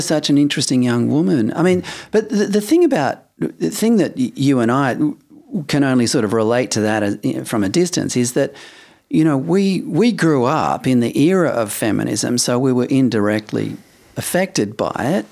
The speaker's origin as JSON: {"language": "English", "town": "Perth", "region": "Western Australia", "country": "Australia", "tie": "born or raised there", "also_born_or_lived": "Adelaide", "moved": "as an adult", "said": "I'd only just arrived in Adelaide 'cause I grew up in Perth."}